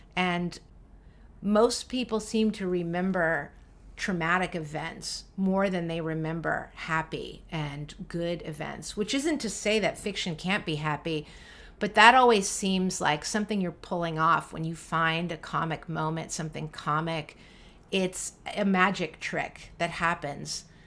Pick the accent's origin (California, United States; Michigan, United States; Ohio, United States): California, United States; San Francisco; the kids who went to public school in San Francisco in the seventies and eighties